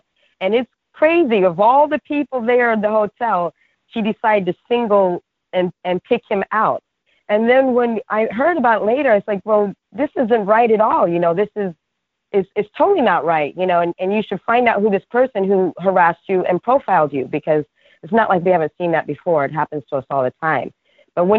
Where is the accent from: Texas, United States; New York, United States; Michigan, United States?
New York, United States; New York City; I'm from Brooklyn